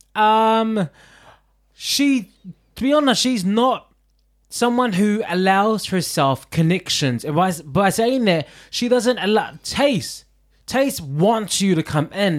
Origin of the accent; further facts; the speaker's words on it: New Zealand; moved away as an adult; also born or lived in London; New Zealand boy in London for the first time